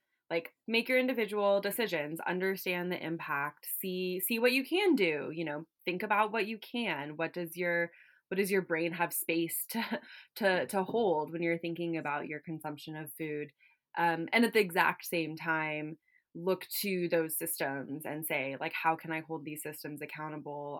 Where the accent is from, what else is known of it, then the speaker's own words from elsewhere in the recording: California, United States; moved away as an adult; also born or lived in Washington, D.C. / Connecticut; I grew up in California